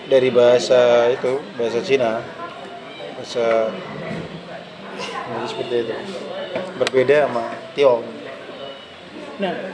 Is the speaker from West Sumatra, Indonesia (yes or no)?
no; East Nusa Tenggara, Indonesia; Jadi itu dua kopi yang menurut walaupun saya orang Flores, kami punya kopi juga yang terkenal Manggarai dan Bajawa.